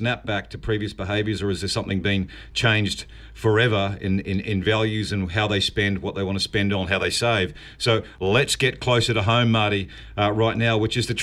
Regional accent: New Zealand; I am a New Zealander

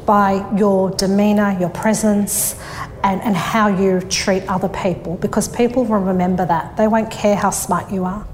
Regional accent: Sydney, New South Wales, Australia; I grew up in Thornleigh, which is the northwest of Sydney. I was born and bred um, around there.

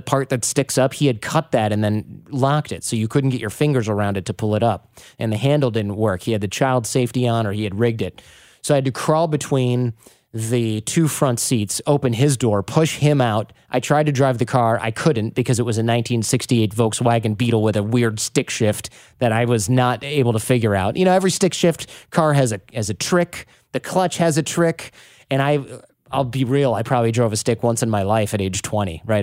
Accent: Detroit, Michigan, United States; we're from Detroit

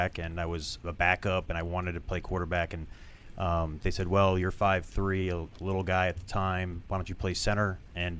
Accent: Bethesda, Maryland, United States; Bethesda, Maryland

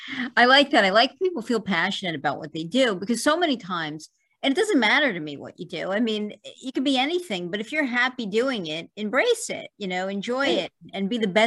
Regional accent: New York City, New York, United States; I'm from Brooklyn as well.

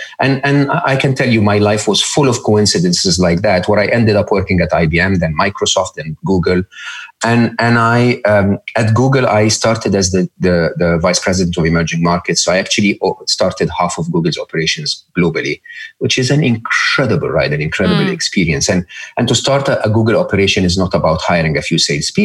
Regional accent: Egypt; I grew up in Egypt

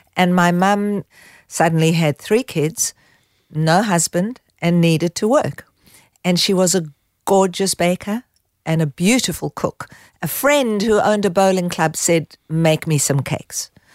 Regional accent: South Africa; moved away as an adult; also born or lived in Israel / Haifa, Israel; now in Australia; growing up in South Africa, I was in a youth movement

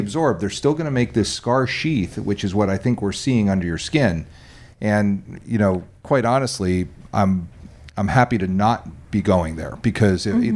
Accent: New Jersey, United States; moved away; also born or lived in New York; I grew up in New Jersey and around around New York and New Jersey

